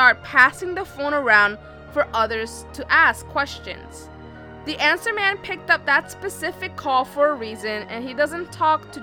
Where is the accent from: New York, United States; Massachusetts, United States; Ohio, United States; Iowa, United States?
New York, United States; we're from New York